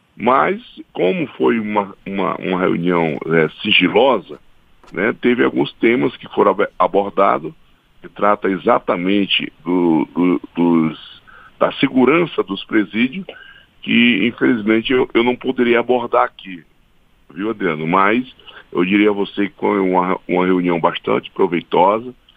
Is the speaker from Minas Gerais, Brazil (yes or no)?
no; Acre, Brazil; lá no meu estado, no estado do Acre